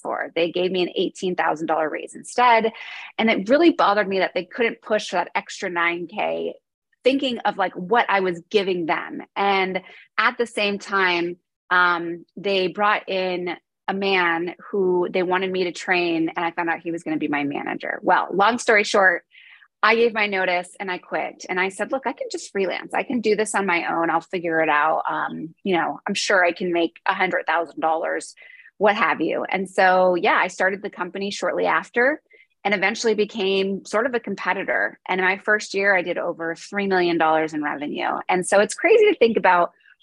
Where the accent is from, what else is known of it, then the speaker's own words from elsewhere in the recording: New York, United States; So I am from New York, born and raised